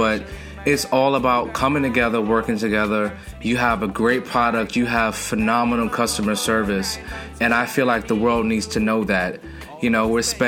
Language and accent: English; Westmoreland, Jamaica; Westmoreland, Jamaica